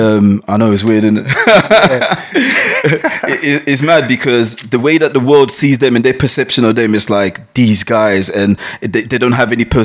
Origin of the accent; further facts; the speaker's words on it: Ghana; yeah, there's a lot of those in Ghana. I'm, i mean, I'm Ghanaian. Um, yeah. I was born there actually.